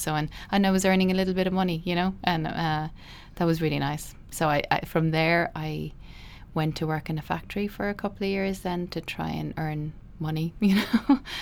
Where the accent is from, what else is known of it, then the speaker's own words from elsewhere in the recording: Midleton, Munster, Ireland; I grew up in Middleton, uh, in Cork.